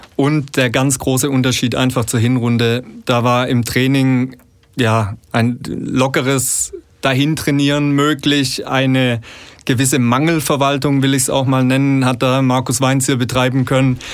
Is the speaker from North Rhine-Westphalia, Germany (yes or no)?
no; Fellbach, Baden-Württemberg, Germany; also born or lived in Bad Cannstatt, Stuttgart; komme aus dem schönen Schmieden, Stadtteil von Fellbach